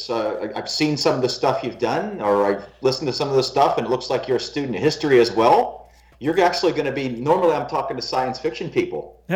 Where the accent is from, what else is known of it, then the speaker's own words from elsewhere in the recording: Pittsburgh, Pennsylvania, United States; moved away; I was born in Pittsburgh, Pennsylvania, and I traveled a lot of places in the country